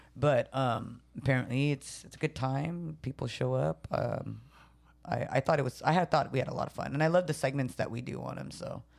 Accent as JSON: {"language": "English", "town": "San Jose", "region": "California", "country": "United States", "tie": "born or raised there", "also_born_or_lived": "Japan", "first_language": "Tagalog", "said": "I was actually born in Japan, but I was raised in San Jose"}